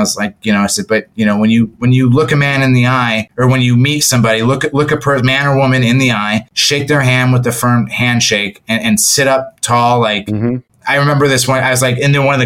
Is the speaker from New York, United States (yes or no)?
no; Toledo, Ohio, United States; moved away as an adult; also born or lived in San Francisco Bay Area; I'm from Toledo, Ohio, and they're the two high schools, the one that I went